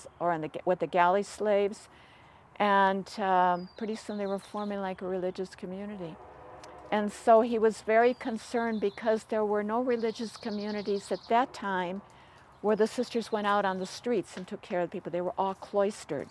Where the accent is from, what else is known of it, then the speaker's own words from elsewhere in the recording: Chicago, Illinois, United States; moved away as an adult; also born or lived in St. Louis, Missouri / Africa / Utah; now in Santa Barbara, United States; I'm originally from Chicago, Illinois